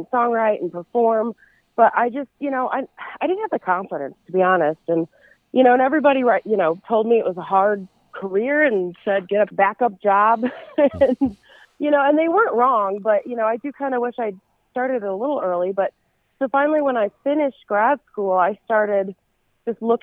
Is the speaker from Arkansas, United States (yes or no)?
no; Chicago, Illinois, United States; now in Nashville, United States; I was born right outside of Chicago and grew up there. Still have family there, too. So that's still home